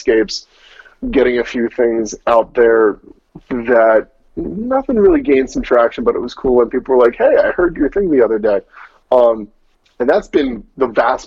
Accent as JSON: {"language": "English", "town": "Souderton", "region": "Pennsylvania", "country": "United States", "moved": "yes", "said": "I'm from a town called Souderton. It's in the Lansdale-ish area, if you know anything about what's going on in Philadelphia."}